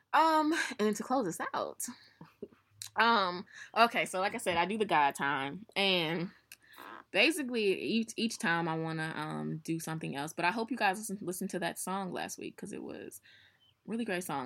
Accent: St. Louis, Missouri, United States; we are from Saint Louis

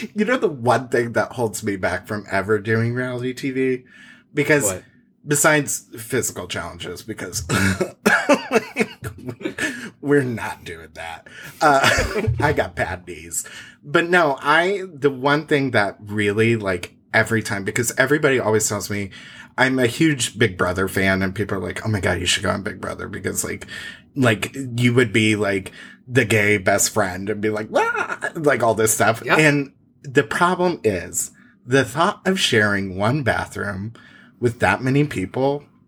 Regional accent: Indiana, United States; growing up in Indiana

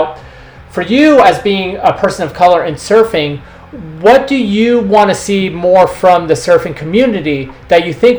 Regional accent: New York, United States; when I came here from New York surf-wise, like, it was really disturbing to me because I didn't understand it. Like I grew up in a very mixed environment.

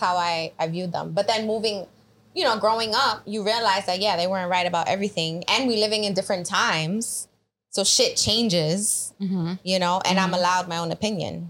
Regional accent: New York City, New York, United States; I grew up in the Bronx

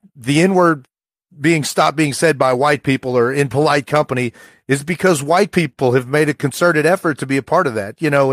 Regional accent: rural Appalachia, United States; rural Appalachia where, you know, the, my mom's boyfriend probably said the N-word every other word. And I'm sure I would have done that too from the age of seven to ten

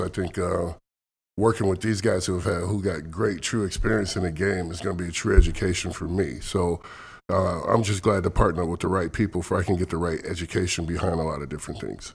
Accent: Elkhart, Indiana, United States; moved away as an adult; also born or lived in Kentucky / Athens, Texas; now in Seattle, United States; I grew up outside Chicago in Indiana, Elkhart, Indiana, which is about forty-five minutes to an hour outside of Chicago

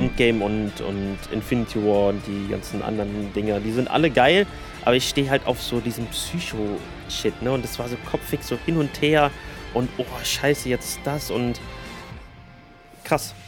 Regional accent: Germany; hier bei uns in Deutschland

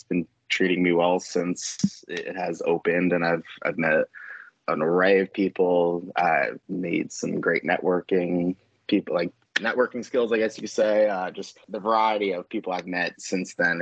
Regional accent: New York, United States; moved away as an adult; now in North Carolina, United States; I am originally from New York. I moved here actually a little over 3 years ago.

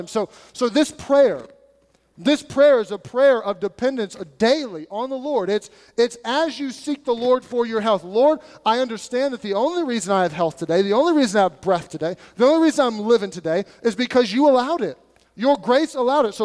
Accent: United States; us being American

